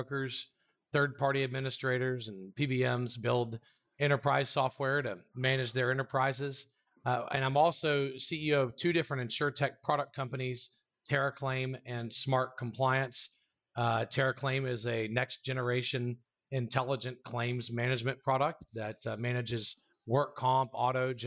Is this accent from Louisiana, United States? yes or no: yes; South Louisiana, United States; moved away as an adult; now in College Station, United States; I was born and raised in South Louisiana, but I've been in Texas